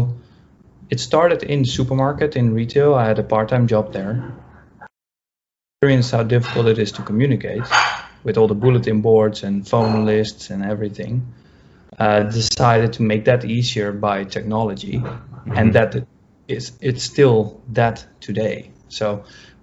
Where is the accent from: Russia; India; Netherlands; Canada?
Netherlands; Amsterdam, North Holland; moved away as an adult; now in New York, United States; I'm from Europe, so I grew up in Amsterdam. I went to university there, and only 2 years ago, I moved to New York.